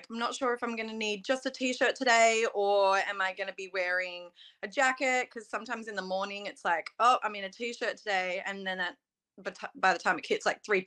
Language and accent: English; Melbourne, Victoria, Australia; accent: Aussie; first language English; I am from Melbourne, Australia